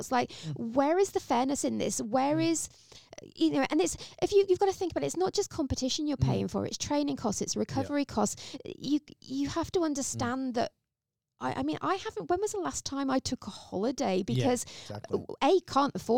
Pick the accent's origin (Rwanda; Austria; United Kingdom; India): United Kingdom; England; now in Australia; As an English person that came to Australia